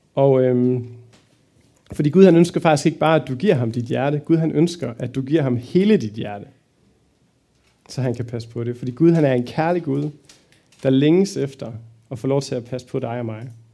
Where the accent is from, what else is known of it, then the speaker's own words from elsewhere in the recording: Fredericia, Southern Denmark, Denmark; now in Aarhus, Denmark; Bor i Aarhus, kommer egentlig fra Fredericia